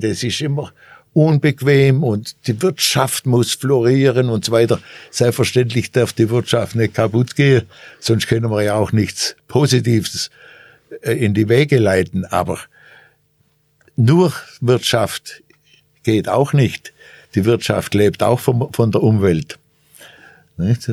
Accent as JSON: {"language": "German", "country": "Germany", "said": "als Deutsche"}